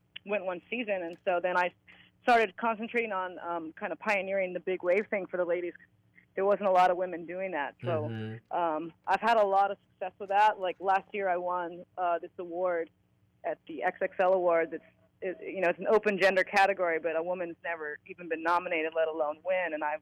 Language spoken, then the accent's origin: English; Hawaii, United States; I'm from Hawaii